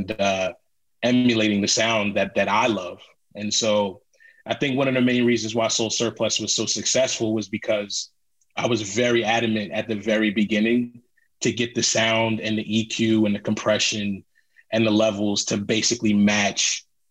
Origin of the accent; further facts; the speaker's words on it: Philadelphia, Pennsylvania, United States; I'm from Philly